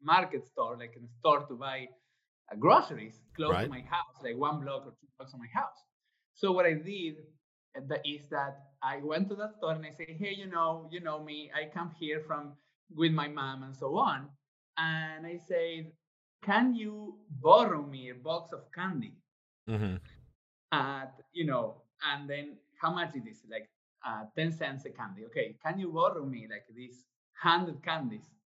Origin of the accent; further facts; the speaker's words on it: Argentina; English is a second language; moved away; I was born in Argentina.